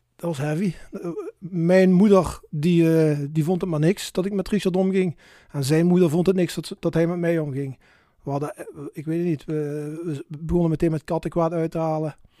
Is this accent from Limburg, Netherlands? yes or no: yes; Maastricht, Limburg, Netherlands; geboren en getogen in Maastricht.